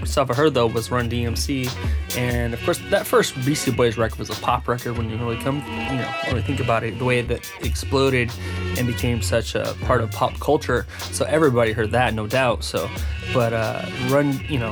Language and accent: English; Central Valley, Stockton area, California, United States; moved away as an adult; also born or lived in Midwest; now in Japan; I was actually born in the Midwest and grew up my youth there, my very early years. But just before I became a teenager, I moved to California. And went to grade school and high school out in the Central Valley, kind of in the Stockton area.